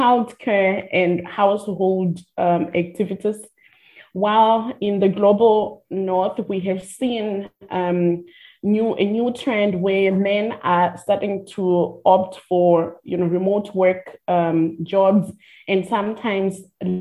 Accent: Limpopo, South Africa; now in Cape Town, South Africa; I am from the Limpopo province. I'm a vendor

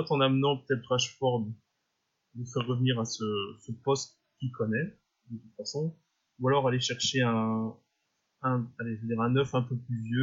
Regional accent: Belgium; je suis belge

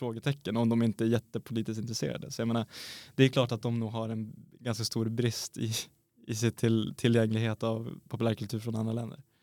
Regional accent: Sweden; vi är svenskar

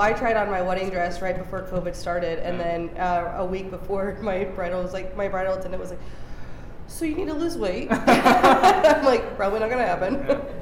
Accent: United States; I love my hometown. I love Barton County.

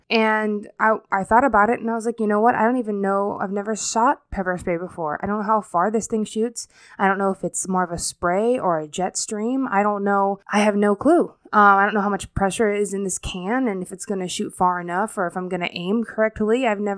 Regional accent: Fort Walton Beach, Florida, United States; I'm originally from Florida, the Destin, Florida area, specifically Fort Walton Beach. That's where I went to high school. It's basically kind of the area I grew up around the most.

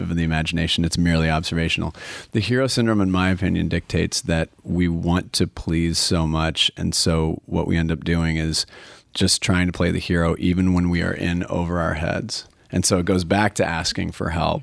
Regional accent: Portland, Oregon, United States; I'm from Portland, and I love Portland.

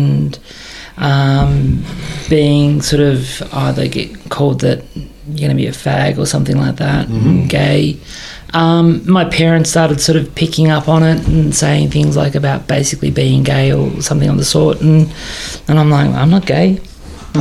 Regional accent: Scoresby, Victoria, Australia; I grew up in Scoresby

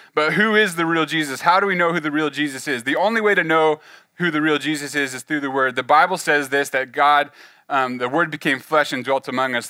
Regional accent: the Central Valley, California, United States; moved away as an adult; now in Oklahoma, United States; I grew up in California, the Central Valley, uh, kind of on the on, out on the farm, on the ranch

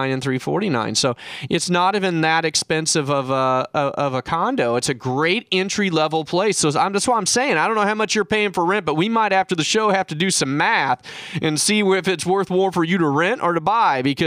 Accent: Kansas City, Missouri, United States; now in San Diego, United States; I was raised in Kansas City

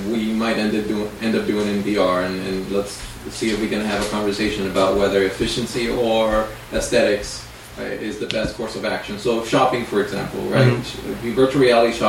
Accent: San Francisco, California, United States; also born or lived in Managua, Nicaragua; I lived there since I was 7 years old

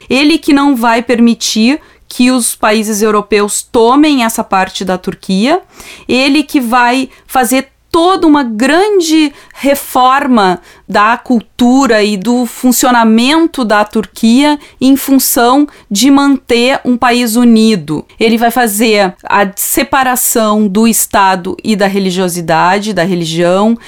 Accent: Brazil; a gente aqui no Brasil conhece muitas vezes libaneses, sírios

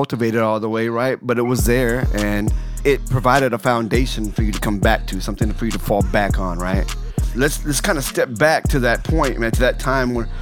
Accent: Fort Worth, Texas, United States; my hometown of Fort Worth, Texas

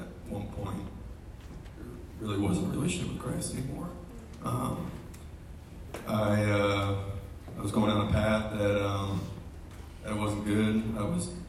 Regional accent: Marietta, Georgia, United States; I grew up here in Marietta. I was born and raised.

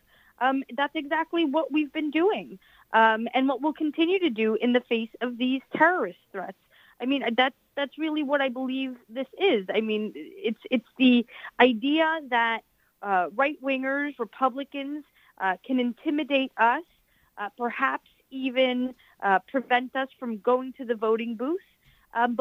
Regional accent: New York City, New York, United States; also born or lived in Elmhurst, Queens / Corona, Queens / East Elmhurst, Queens / Jackson Heights, Queens; I am born and raised in the district. I was born in Elmhurst. I grew up in Astoria.

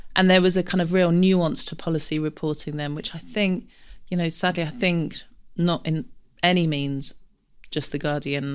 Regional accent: London, United Kingdom; I grew up in Camden, big family

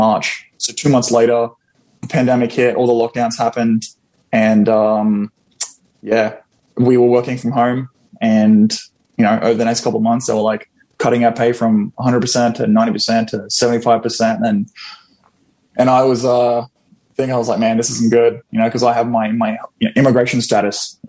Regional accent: Australia; moved away as an adult; now in Florida, United States; I am originally from Australia, born and raised

